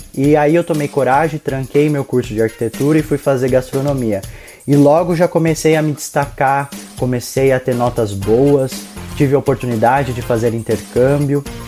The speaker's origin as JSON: {"language": "Portuguese", "region": "interior of São Paulo", "country": "Brazil", "moved": "as an adult", "said": "Eu sou do interior de São Paulo"}